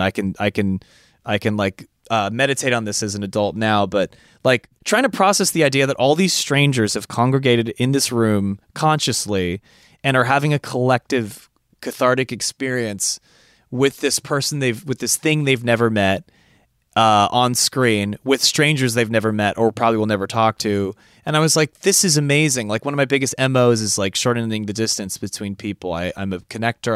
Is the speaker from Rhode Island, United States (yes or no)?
no; California, United States; I'm from California